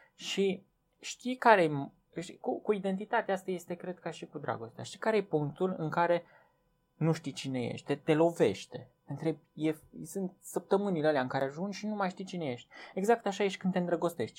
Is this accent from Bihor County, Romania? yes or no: no; Viștea, Brașov County, Romania; now in Cluj-Napoca, Romania; eu când am venit de la Viștea în Cluj, eu stăteam acolo la Viștea, mie satul îmi spunea cine sunt.